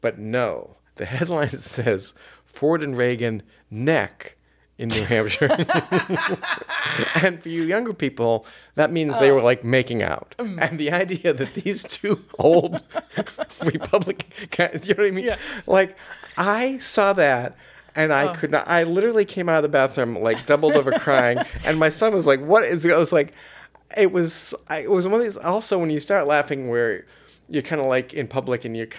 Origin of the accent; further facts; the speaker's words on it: Ireland; You know, I'm Irish. I would be killed instantly just walking by that.